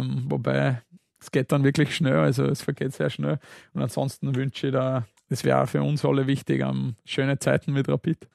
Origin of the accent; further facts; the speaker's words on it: Saalfelden, Salzburg, Austria; now in Vienna, Austria; ich bin in Zwölföden am Salzburgland aufgewachsen